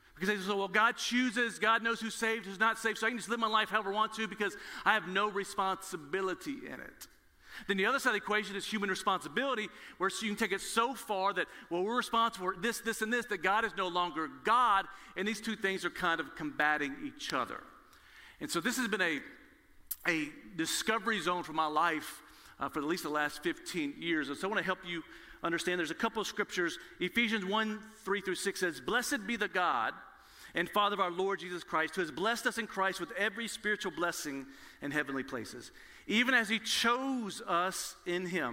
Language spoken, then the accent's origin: English; Nashville, Tennessee, United States; I was born in Nashville, Tennessee, where Lifeway, the Southern Baptist Convention is located, there's a church on every corner